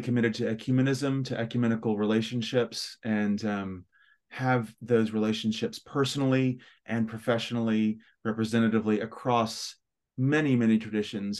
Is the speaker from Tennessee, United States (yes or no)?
yes; Memphis, Tennessee, United States; accent: West Tennessee; moved away as an adult; also born or lived in Chicago, United States / Birmingham, United Kingdom; now in London, United Kingdom; it's a West Tennessee accent. So I'm from Memphis, which is the southwest corner of Tennessee in the south, raised in the south